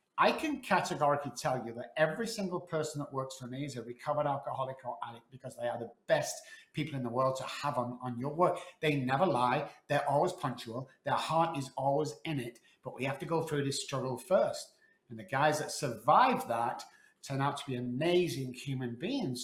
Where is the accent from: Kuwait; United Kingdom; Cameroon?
United Kingdom; Manchester, North West England; moved away as an adult; now in Texas, United States; I was on the streets for 14 months back in Manchester, UK